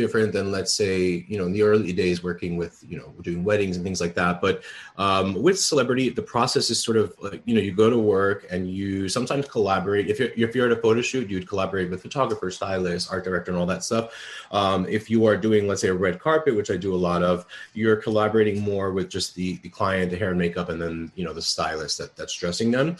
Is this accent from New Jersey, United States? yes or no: no; New York City, New York, United States; I grew up in the Bronx, and I'm a child of immigrant parents